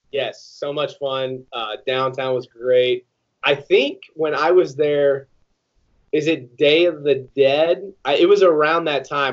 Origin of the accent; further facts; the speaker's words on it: Iowa, United States; I didn't go to Iowa, but I'm from Iowa.